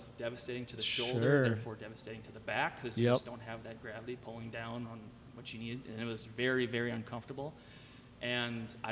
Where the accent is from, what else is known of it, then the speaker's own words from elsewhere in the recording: Grand Forks, North Dakota, United States; moved away as an adult; now in Eagan, United States; I grew up in Grand Forks, North Dakota.